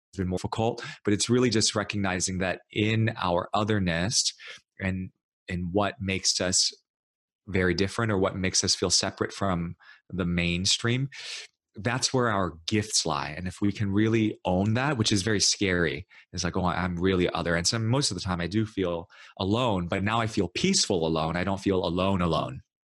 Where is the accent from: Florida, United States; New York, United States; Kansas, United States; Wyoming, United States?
New York, United States; New York City; I grew up in New York City. I was actually born and raised in New York and and then in Brooklyn